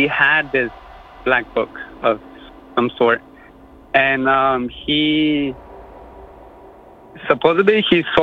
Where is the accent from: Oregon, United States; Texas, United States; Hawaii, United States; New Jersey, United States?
Oregon, United States; Boardman; I'm from Boardman, Oregon